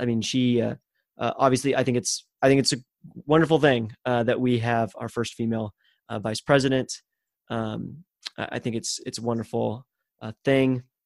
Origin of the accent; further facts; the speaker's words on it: Texas, United States; as a Texan